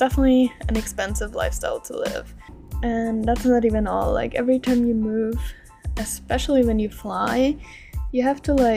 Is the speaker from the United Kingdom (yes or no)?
no; Austria; moved away as an adult; back home in Austria, in my home country